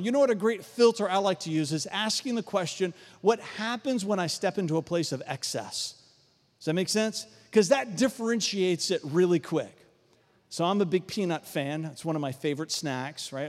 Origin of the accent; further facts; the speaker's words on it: Varina, east side of Richmond, Virginia, United States; I grew up out in Verona, east side of Richmond, very rural community